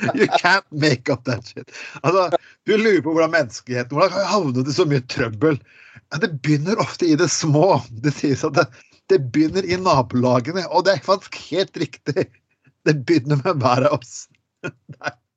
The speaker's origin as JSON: {"language": "Norwegian", "town": "Skien", "region": "Telemark", "country": "Norway", "tie": "born or raised there"}